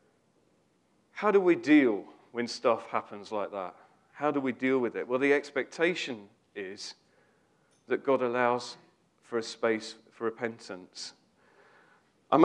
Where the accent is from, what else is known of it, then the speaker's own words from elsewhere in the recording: United Kingdom; we're British